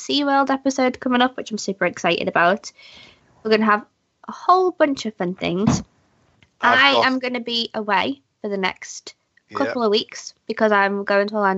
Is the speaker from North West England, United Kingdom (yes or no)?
yes; Liverpool, North West England, United Kingdom; we're Scouse.